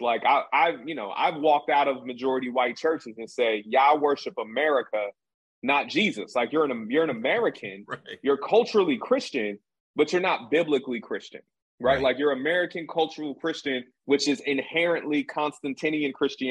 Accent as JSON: {"language": "English", "country": "Jamaica", "also_born_or_lived": "Denver", "said": "I'm Jamaican"}